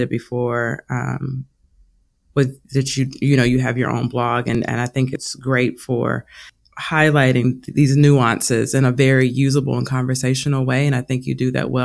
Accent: Louisville, Kentucky, United States; I'm from Louisville, Kentucky

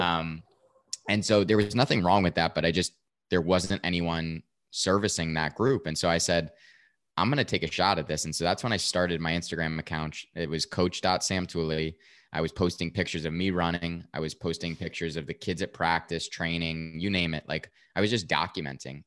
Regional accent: Westfield, New Jersey, United States; born or raised there

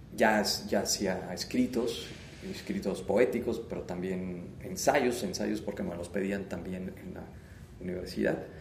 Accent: Querétaro, Mexico; also born or lived in Mexico City; pues nací aquí en Querétaro, o sea, soy eh, nacido aquí en, Querétaro. Em, pues viví buena parte de, mi infancia, prácticamente toda mi infancia y mi adolescencia acá

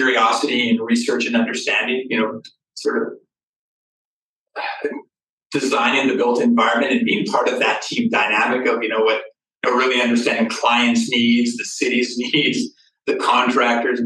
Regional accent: Calgary, Alberta, Canada; Born and raised in Calgary, and my dad's an iron worker in Calgary

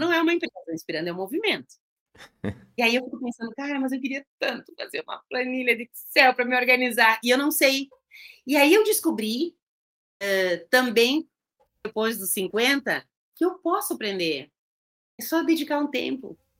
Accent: Rio Grande do Sul, Brazil; eu sou gaúcha

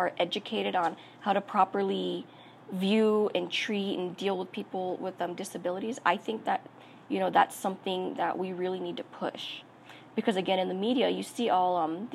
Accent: Albuquerque, New Mexico, United States; I was born and raised in New Mexico. On both sides of my family, from my parents, were from northern New Mexico, but I was born and raised here in Albuquerque.

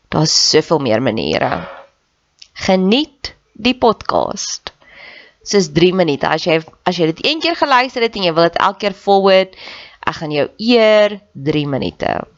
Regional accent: Free State, South Africa; ek het in die Vrystaat groot geword

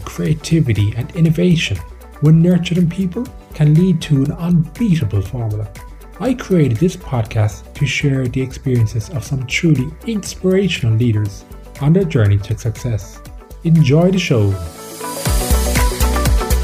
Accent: Ireland; Irish like myself

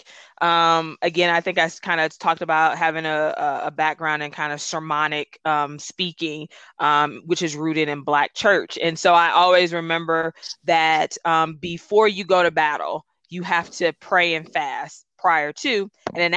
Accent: Detroit, Michigan, United States; first language Gullah; English is a second language; I'm from Detroit and I'm gullah

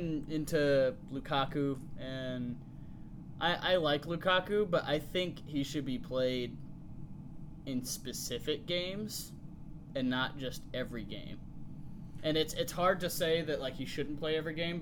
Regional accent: United States; I'm American

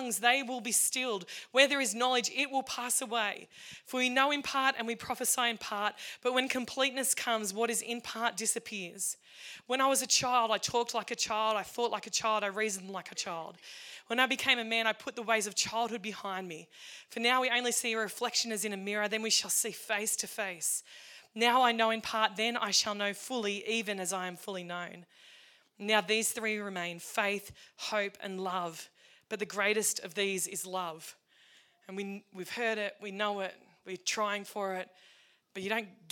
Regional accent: Cowra, New South Wales, Australia; from Bennett Springs, Cowra, Reed's Flat Road

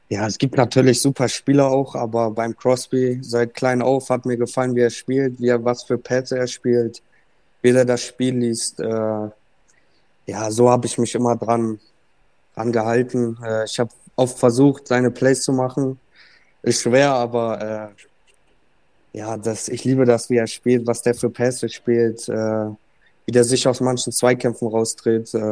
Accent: Bremerhaven, Bremen, Germany; born there; also born or lived in Cologne; Ich äh, bin gebürtiger Bremerhavener, äh, war sie sechs Jahre in Köln, bin dann jetzt für meine erste Profistation wieder nach Bremerhaven gegangen.

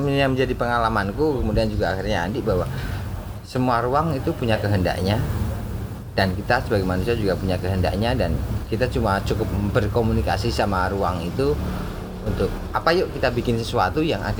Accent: Surakarta, Central Java, Indonesia; Sebagai orang Solo

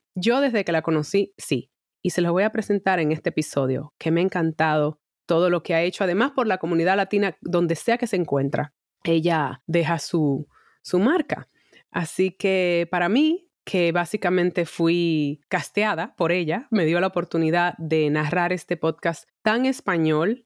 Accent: Dominican Republic; now in Madrid, Spain; dominicana, acá, una servidora

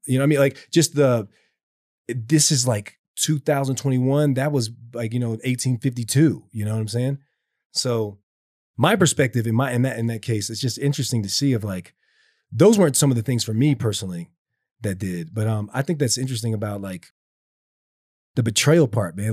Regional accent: the South, United States; me growing up in the South

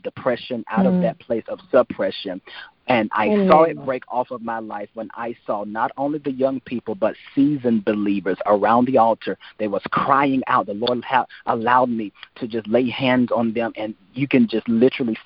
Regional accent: United States; my hometown in Washington

